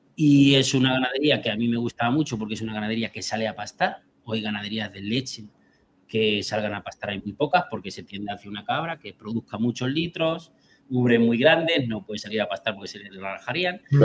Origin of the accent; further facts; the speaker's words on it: Albacete, Castilla-La Mancha, Spain; moved away as an adult; now in Puente de Génave, Spain; yo soy albaceteño, nací en Albacete. Estuve allí 33 años, yo me formé en Albacete